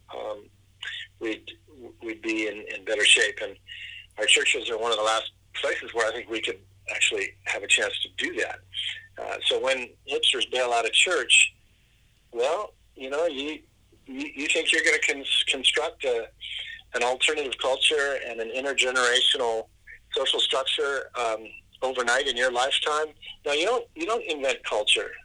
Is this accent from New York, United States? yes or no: no; California, United States; I'm I'm a Californian